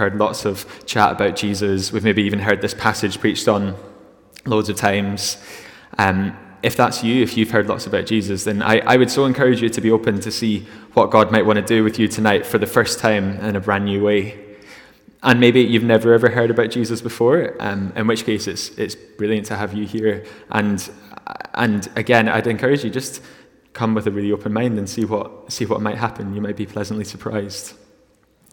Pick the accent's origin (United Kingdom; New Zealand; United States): United Kingdom; Glasgow, Scotland; moved away as an adult; I'm from Glasgow originally